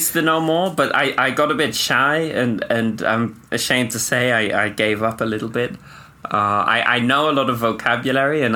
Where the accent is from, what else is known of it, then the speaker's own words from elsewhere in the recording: Durham, North East England, United Kingdom; moved away as an adult; now in Ho Chi Minh City, Vietnam; I'm from Durham, which is in the northeast England, quite near Newcastle.